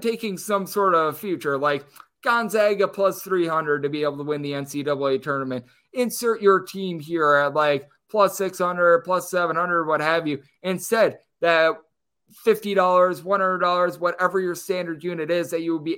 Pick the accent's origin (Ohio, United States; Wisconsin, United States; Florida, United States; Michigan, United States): Wisconsin, United States; moved away as an adult; now in Las Vegas, United States; my home state of Wisconsin